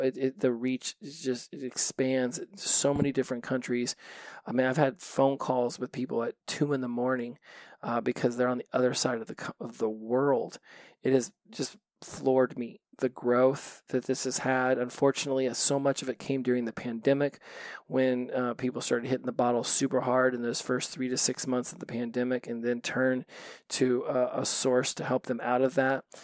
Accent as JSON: {"language": "English", "town": "Los Angeles", "region": "California", "country": "United States", "said": "I come from Los Angeles"}